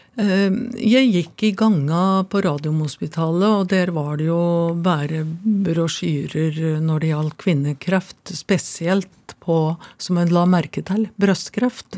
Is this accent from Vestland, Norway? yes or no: no; Finnskogen, Innlandet, Norway; da jeg kom på reallinja på Kongsvinger gymnas, så ble jeg kalt innavle og dum når det presenterte meg som at jeg kom ifra Finnskogen